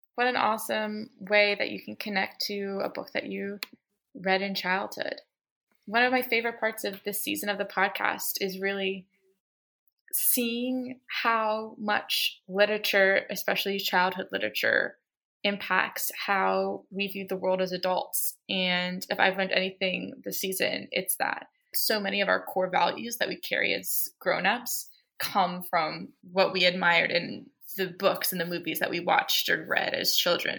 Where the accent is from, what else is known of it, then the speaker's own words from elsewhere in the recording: Baltimore, Maryland, United States; I'm from Baltimore